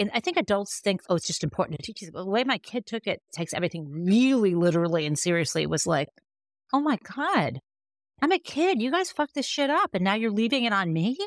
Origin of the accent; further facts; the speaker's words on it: Michigan, United States; I'm from Michigan, right? Like, I'm a Midwesterner